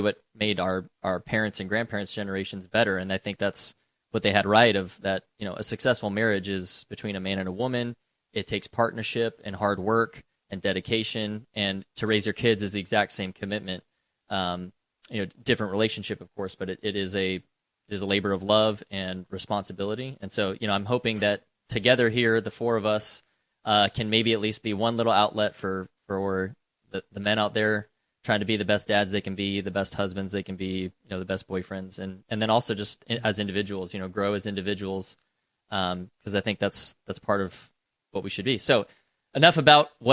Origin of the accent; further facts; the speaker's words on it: West Coast, United States; moved away as an adult; now in Tennessee, United States; I live in Tennessee. I am not a native to Tennessee. You know, my profession brought me out here years ago. I grew up on the West Coast